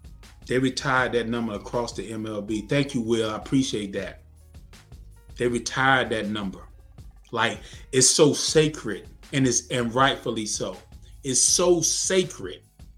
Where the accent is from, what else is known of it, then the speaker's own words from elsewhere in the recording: United States; we're American citizens. We're American citizens. I was born and raised here